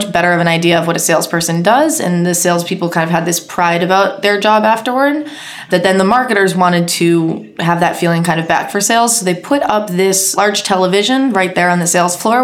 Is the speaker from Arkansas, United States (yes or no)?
no; Boston, Massachusetts, United States; moved away as an adult; now in Sydney, Australia; I'm from Boston originally